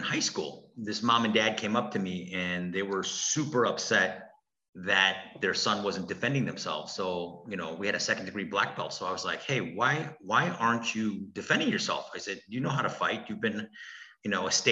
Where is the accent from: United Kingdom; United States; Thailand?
United States; Milwaukee, Wisconsin; also born or lived in Brookfield, Wisconsin / Korea; Our family immigrated from Korea, and we came to Milwaukee in the 70s. And I grew up on 36th and North. Eventually, we grew up on the south side of Milwaukee, off of 13th and Layton. And then later on in my young teen years, we grew up in Brookfield.